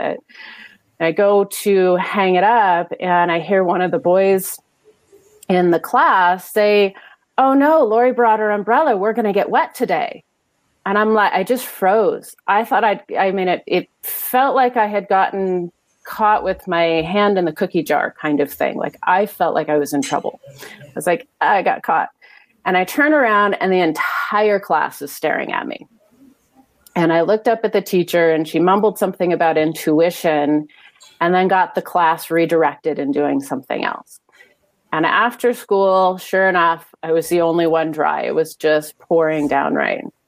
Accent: Pacific Northwest, United States; I was in elementary school, and growing up in the Pacific Northwest

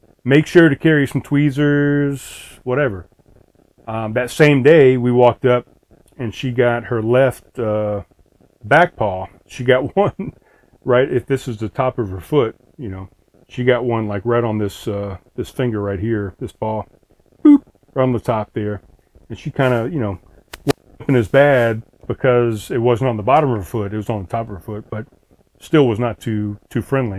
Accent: East Coast, United States; moved away as an adult; also born or lived in South Carolina; I grew up on the East Coast.

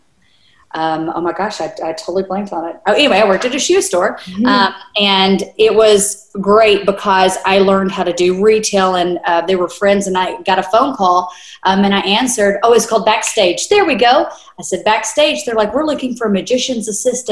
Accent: North Little Rock, Arkansas, United States; moved away as an adult; now in California, United States; I was born and raised in North Little Rock

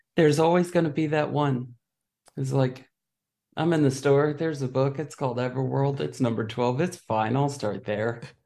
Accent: United States; I'm an American

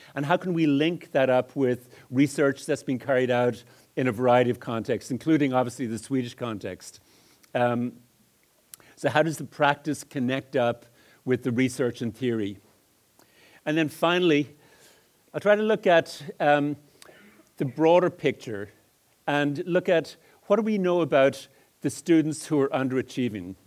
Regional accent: Dublin, Leinster, Ireland; moved away as an adult; also born or lived in Edmonton, Alberta, Canada; I grew up in Ireland, and some of the deviant phonemes that are bouncing off the wall originated in Dublin

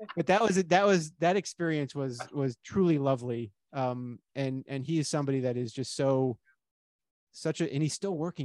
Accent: Miami, Florida, United States; I grew up in Miami and we used to take field trips to the Everglades.

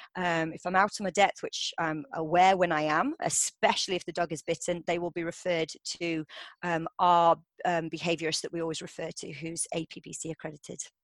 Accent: Derbyshire, East Midlands, United Kingdom; moved away as an adult; also born or lived in Paris / Edinburgh; i grew up in Derbyshire

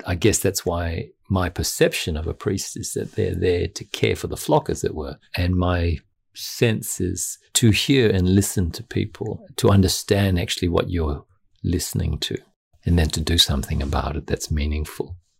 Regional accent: Noble Park, Victoria, Australia; I was brought up in Noble Park, and Noble Park was a middle class community on the outskirts of Dandenong

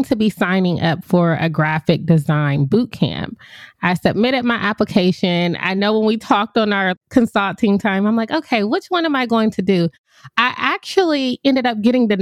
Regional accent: Ohio, United States; moved away as an adult; also born or lived in Puerto Rico; I'm from Ohio.

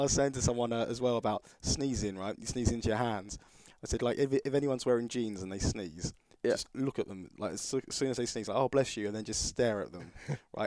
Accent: United Kingdom; being British

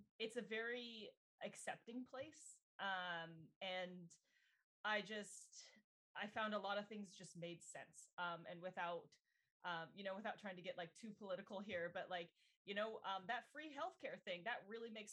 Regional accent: Littleton, Colorado, United States; moved away as an adult; now in Vancouver, Canada; I'm originally from Littleton, Colorado. So a little landlocked state in the US. And I really hadn't been very far outside

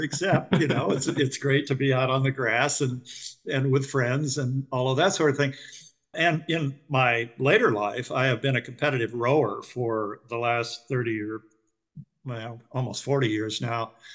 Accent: West Coast, United States; I come from the West Coast

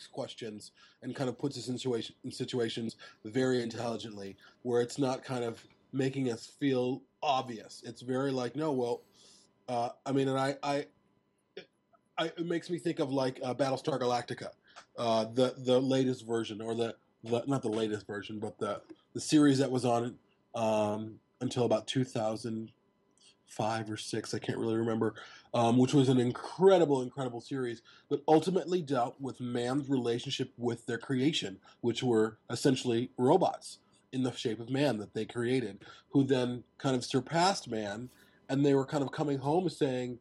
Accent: Chicago, Illinois, United States; growing up in Chicago as a child

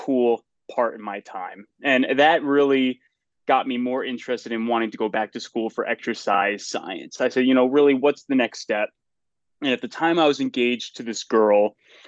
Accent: Litchfield County, Northwest Connecticut, United States; I grew up in Litchfield County, Northwest Connecticut

